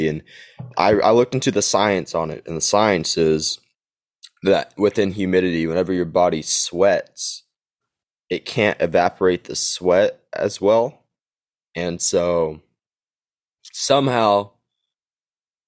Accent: Texas, United States; also born or lived in Oklahoma; now in Arkansas, United States; I was raised in Texas. I really was. And I lived there my whole life

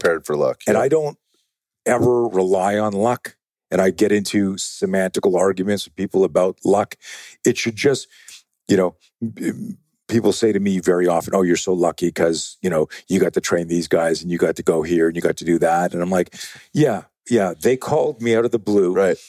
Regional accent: Canada; now in United States; I'm used to be uh, uh, Canadian.

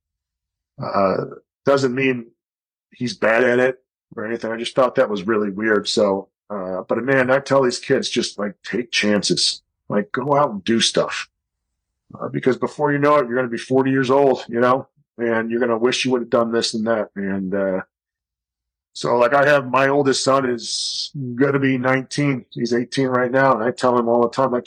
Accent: Chicago, Illinois, United States; moved away as an adult; also born or lived in Colorado Springs, Colorado / Tucson, Arizona; I grew up in Chicago.

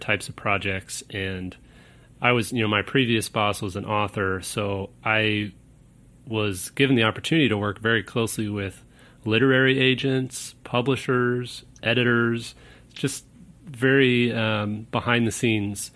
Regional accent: Kansas City, Missouri, United States; I grew up in Kansas City, Missouri

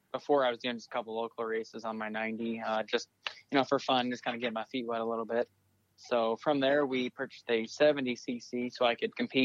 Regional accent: Bettendorf, Iowa, United States; I'm from Bettendorf, Iowa, Eastern Iowa. I'm 18 years old

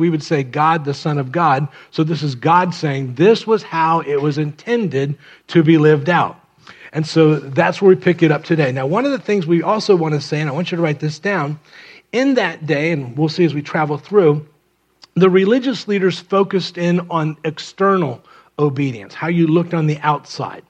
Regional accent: Miami, Florida, United States; I grew up in Miami

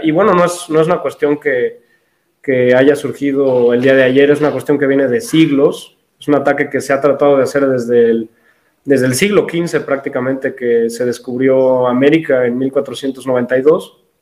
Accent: Mexico; soy mexicano, tengo 24 años

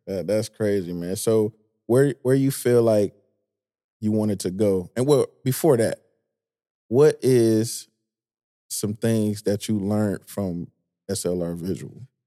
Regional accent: Detroit, Michigan, United States; I'm from Detroit

